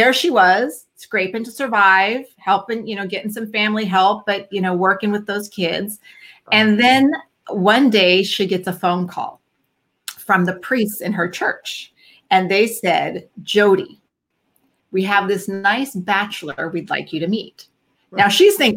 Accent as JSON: {"language": "English", "town": "Colfax", "region": "Washington", "country": "United States", "tie": "born or raised there", "also_born_or_lived": "Portland, Oregon", "said": "I was born and raised in Eastern Washington State. I grew up in a teeny tiny town, well, in the country"}